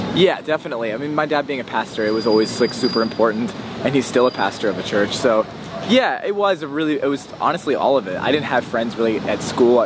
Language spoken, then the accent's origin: English; West Virginia, United States; moved away as an adult; also born or lived in Nashville; I was born in West Virginia and um, yeah, I grew up, basically I lived there until I was like 18